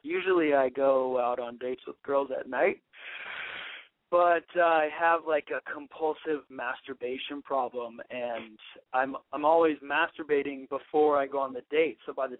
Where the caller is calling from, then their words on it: Los Angeles, California, United States; I'm calling from Silver Lake.